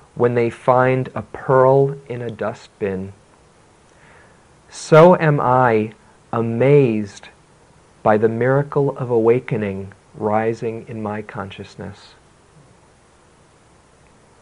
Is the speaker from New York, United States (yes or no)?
yes; New York City, New York, United States; when I was a kid growing up in New York City